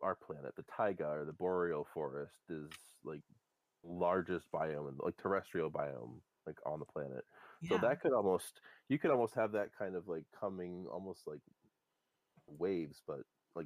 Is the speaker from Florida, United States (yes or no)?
no; New Hampshire, United States; I'm from New Hampshire